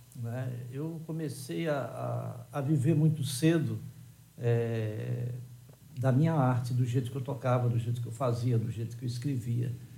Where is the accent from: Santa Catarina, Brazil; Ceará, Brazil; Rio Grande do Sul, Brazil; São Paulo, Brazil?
Ceará, Brazil; eu sou cearense